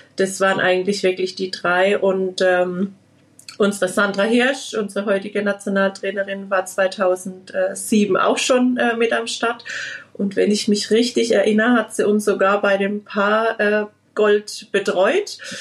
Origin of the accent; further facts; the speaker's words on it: Liedolsheim, Baden-Württemberg, Germany; bei uns in Liedolsheim